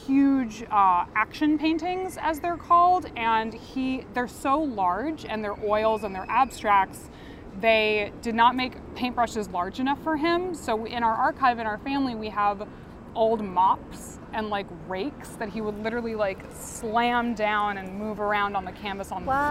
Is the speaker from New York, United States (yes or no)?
yes; New York City, New York, United States; also born or lived in Canada / Albany; I moved into New York City when I was in third grade. Okay. So when I say I'm from here, this is all I know and all I remember. But prior to that, we moved four different times before I was in third grade.